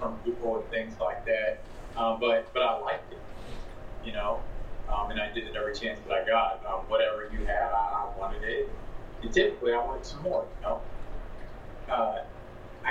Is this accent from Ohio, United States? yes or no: yes; Zanesville, Ohio, United States; I'm from Zanesville, Ohio, so a little ways from you guys, obviously. I was born and raised here